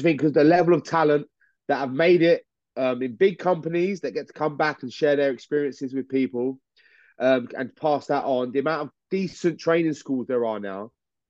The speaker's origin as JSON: {"language": "English", "country": "United Kingdom", "said": "I reckon we're just victims of geography, that people just see we're from the UK. We're British, so automatically we're just pegged down a couple of like layers."}